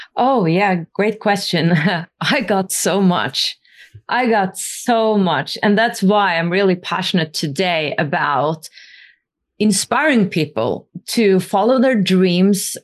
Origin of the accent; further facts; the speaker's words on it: Norway; I come from the north. I come from Norway.